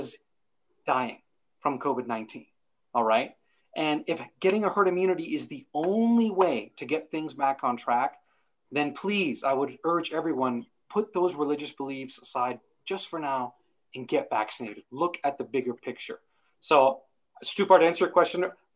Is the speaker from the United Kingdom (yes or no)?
no; Canada; moved away as an adult; now in Ireland; living here in Ireland, being a Canadian